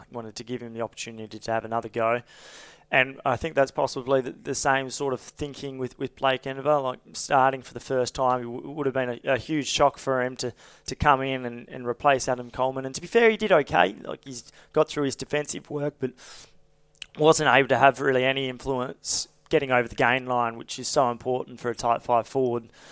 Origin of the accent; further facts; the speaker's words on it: Queensland, Australia; I'm a Queenslander